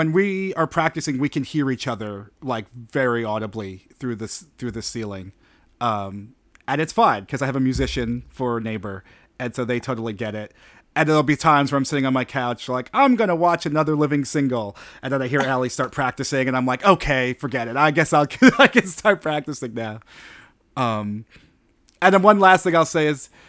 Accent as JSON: {"language": "English", "region": "New York", "country": "United States", "tie": "born or raised there", "said": "I'm born and raised in New York"}